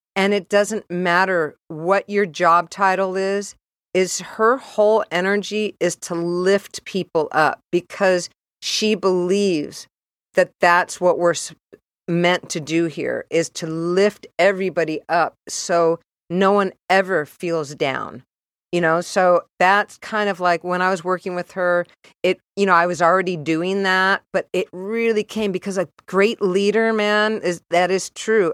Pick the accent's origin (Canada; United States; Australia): United States; San Diego, California; moved away as an adult; also born or lived in San Francisco; I was raised in San Diego